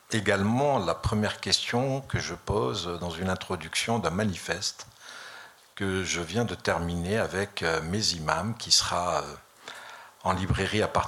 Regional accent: France; Mais je suis français, fier de l'être.

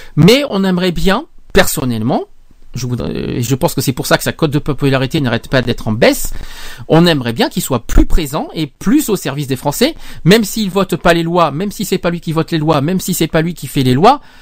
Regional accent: France

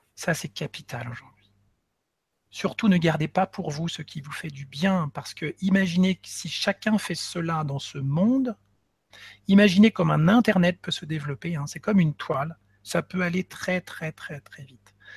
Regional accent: Nantes, Pays de la Loire, France; moved away; also born or lived in Paris; je suis originaire de Nantes déjà, hein. Mais bon, après vingt-quatre ans, après avoir passé vingt-quatre ans à Paris

